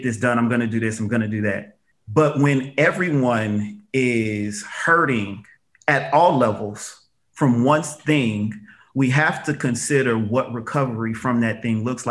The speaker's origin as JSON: {"language": "English", "town": "Las Vegas", "region": "Nevada", "country": "United States", "tie": "born or raised there", "said": "I grew up here in the Valley"}